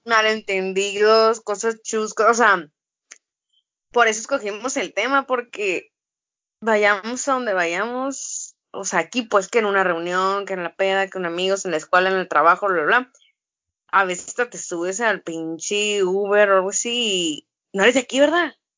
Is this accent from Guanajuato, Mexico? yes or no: no; Ensenada, Baja California, Mexico; moved away; en la ciudad en la cual nací, o sea, como, güey, mi ciudad natal